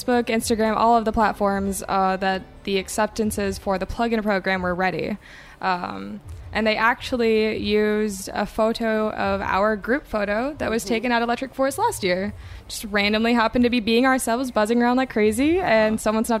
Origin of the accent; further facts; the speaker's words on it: Des Moines, Iowa, United States; I am from Des Moines, Iowa